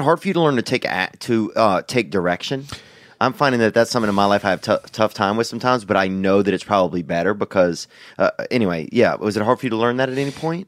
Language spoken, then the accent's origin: English; United States; I'm an American